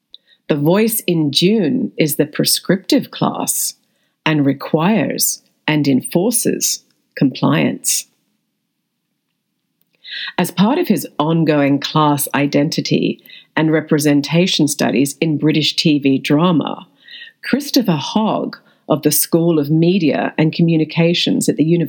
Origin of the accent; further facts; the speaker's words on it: Australia; As an Australian, I had changed my accent to RP and was cast as a lawyer, a member of the aristocracy, or someone of means.